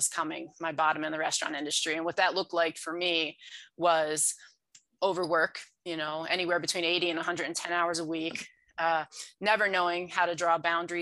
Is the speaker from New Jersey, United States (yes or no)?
yes; New Jersey, United States; moved away as an adult; also born or lived in Freehold, New Jersey; now in Denver, United States; I am in Denver currently, but that is like the 27th place I've lived in my adult life. I was born and raised in New Jersey